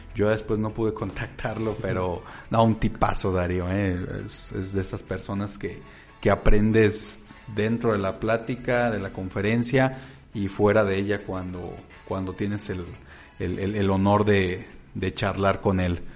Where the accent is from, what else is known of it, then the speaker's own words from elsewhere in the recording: Mexico; nosotros como mexicanos